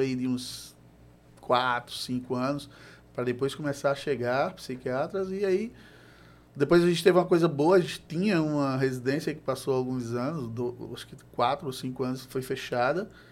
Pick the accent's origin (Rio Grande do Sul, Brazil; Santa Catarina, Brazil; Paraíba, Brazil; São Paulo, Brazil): Paraíba, Brazil; João Pessoa; sou de João Pessoa